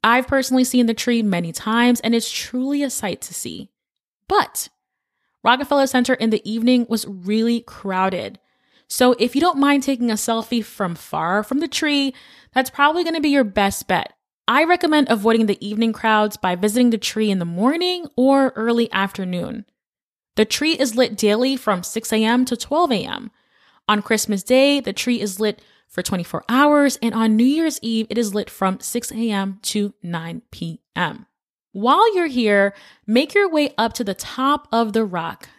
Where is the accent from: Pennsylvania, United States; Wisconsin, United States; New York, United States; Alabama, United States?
New York, United States; New York City; As a New Yorker born and raised, we take the holidays seriously here.